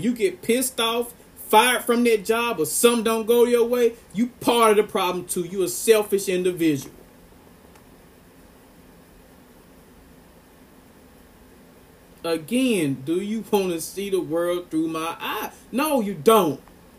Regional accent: Ripley, Tennessee, United States; I'm from Ripley, Tennessee.

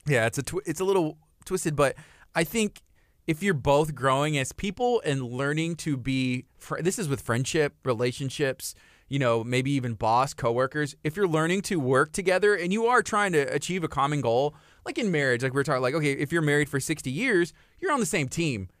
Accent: La Marque, Texas, United States; I grew up right here in Lamarck, Texas

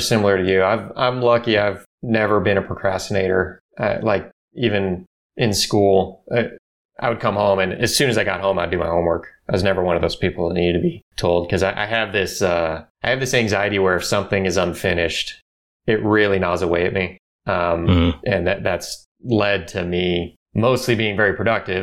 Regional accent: Orange County, California, United States; I grew up here in Orange County. I've, I've been here forever

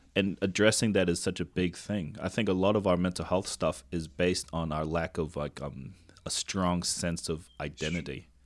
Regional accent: Tonga; first language Tongan; English is a second language; I grew up in Tonga and my Tongan has been less than average

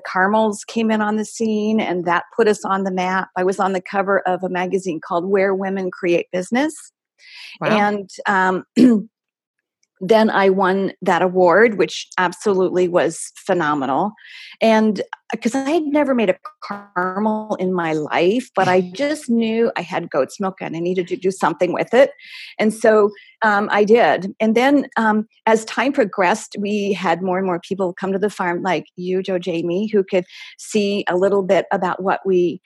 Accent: East Coast, United States; also born or lived in Scottsdale, Arizona; now in Arizona, United States; Originally back east, Michael and I both

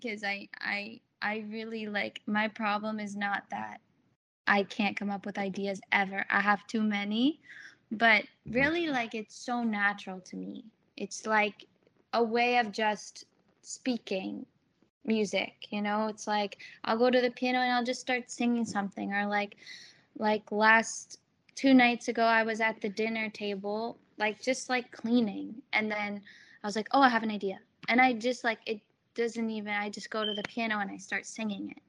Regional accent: New Jersey, United States; I grew up like right outside of New York City, like 10-minute drive.

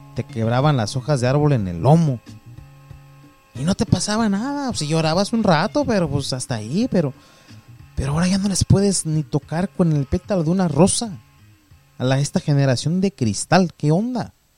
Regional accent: Mexico; now in United States; yo soy mexicano

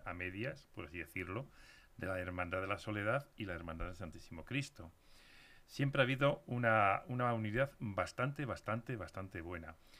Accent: Castile, Spain; also born or lived in Leganés; yo soy muy castellano.

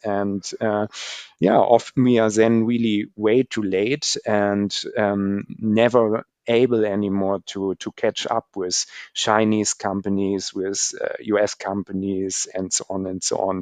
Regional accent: Germany; Germany especially. So in, in my home country

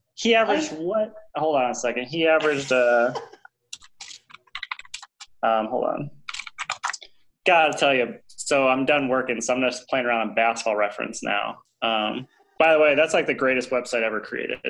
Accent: Michigan, United States; I grew up in Michigan

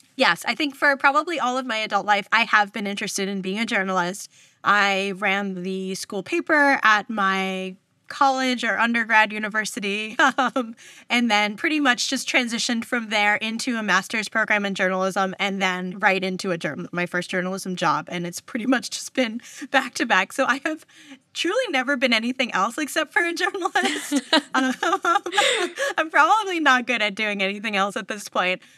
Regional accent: New York, United States; moved away as an adult; now in California, United States; I'm originally from New York, actually, from the East Coast.

